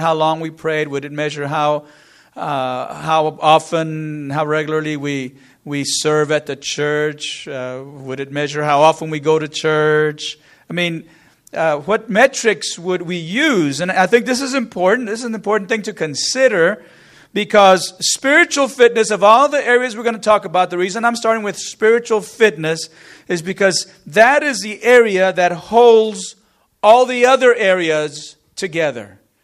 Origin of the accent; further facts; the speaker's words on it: Corpus Christi, Texas, United States; We grew up in the Corpus area, lived there for, for many years